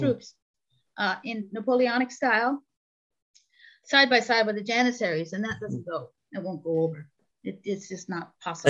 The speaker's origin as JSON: {"language": "English", "town": "New York City", "region": "New York", "country": "United States", "tie": "born or raised there", "also_born_or_lived": "Istanbul / Toronto", "moved": "yes", "said": "I was raised on Long Island in New York City"}